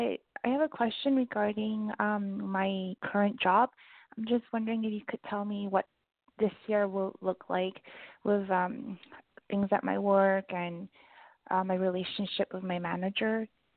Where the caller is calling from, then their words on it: Vancouver, British Columbia, Canada; It's Teresa calling from Vancouver.